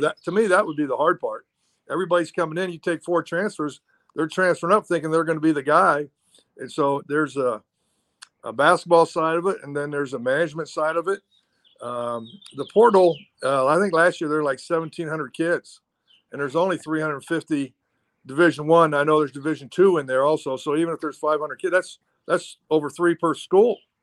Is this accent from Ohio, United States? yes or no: yes; Ohio, United States; moved away as an adult; also born or lived in Oregon; I'm from Ohio and I went to school in Oregon